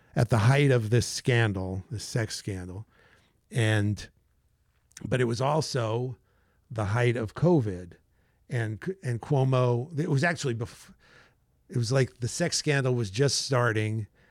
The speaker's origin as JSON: {"language": "English", "town": "New York City", "region": "New York", "country": "United States", "tie": "born or raised there", "moved": "as an adult", "lives_now": "Bergen County, New Jersey, United States", "said": "I grew up in Manhattan"}